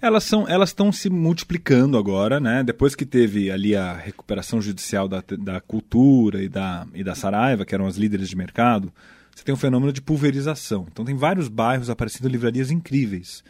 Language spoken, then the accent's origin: Portuguese; São Paulo, Brazil; cresci ali em Perdizes, perto do Pacaembu e tal, classe média alta de, de São Paulo